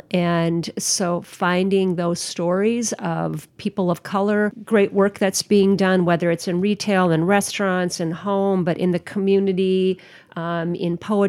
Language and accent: English; Minnesota, United States; And I'm from Minnesota.